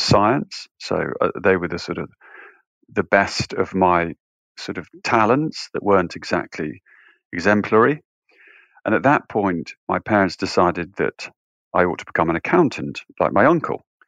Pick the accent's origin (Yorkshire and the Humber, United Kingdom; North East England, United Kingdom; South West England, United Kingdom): Yorkshire and the Humber, United Kingdom; just outside York, north of England; I grew up in the north of England, just outside York